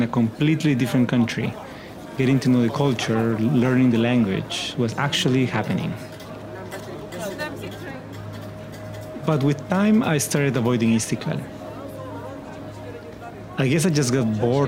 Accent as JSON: {"language": "English", "country": "Peru", "tie": "born or raised there", "moved": "as an adult", "lives_now": "Istanbul, Turkey", "said": "when I was growing up in Peru"}